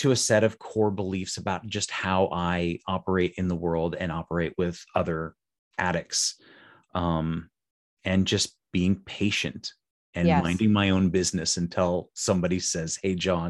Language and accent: English; Las Vegas, Nevada, United States; So I'm from Las Vegas, Nevada, and I know a little bit about playing cards.